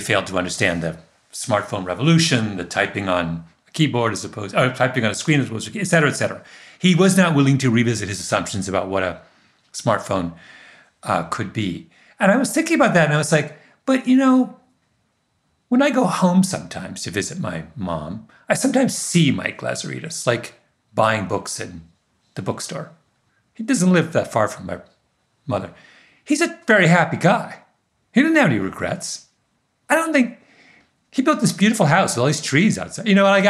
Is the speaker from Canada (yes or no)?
yes; Waterloo, Ontario, Canada; The exact same thing happened in Waterloo, my hometown. All the people who left RIM are the foundation of this incredible tech resurgence in Southern Ontario.